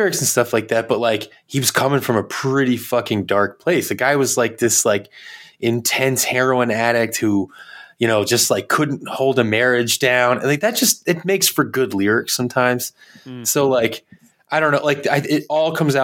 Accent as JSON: {"language": "English", "town": "New Bedford", "region": "Massachusetts", "country": "United States", "tie": "born or raised there", "lives_now": "Boston, United States", "said": "growing up in New Bedford"}